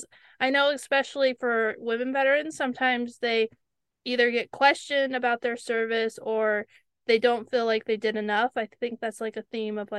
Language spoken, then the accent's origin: English; California, United States; moved away as an adult; also born or lived in Virginia; we were in Virginia, and I'm from California